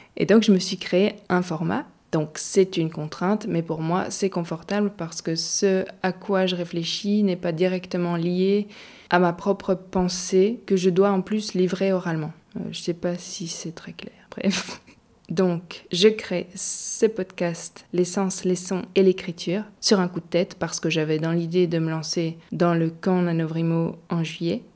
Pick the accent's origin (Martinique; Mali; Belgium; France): Belgium; Gaume, Wallonia; Je viens de Gaume, une région pleine de forêts et de champs dans le sud de la Belgique